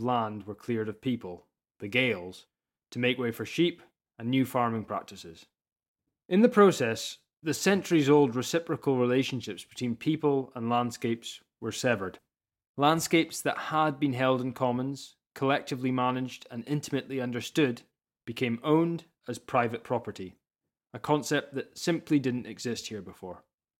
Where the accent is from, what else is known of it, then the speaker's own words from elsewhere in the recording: Scottish Highlands, Scotland, United Kingdom; I'm a farmer's son from the Scottish Highlands. I moved back to my family's farm